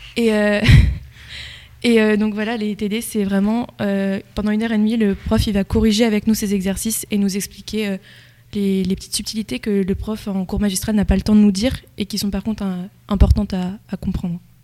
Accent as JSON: {"language": "French", "town": "La Loupe", "region": "Centre-Val de Loire", "country": "France", "said": "je viens de La Loupe à l'origine"}